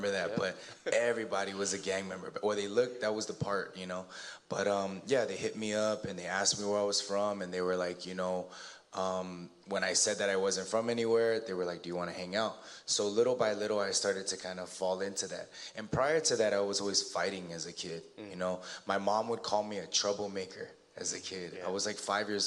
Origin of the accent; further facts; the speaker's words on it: Alhambra, California, United States; I grew up in the San Gabriel Valley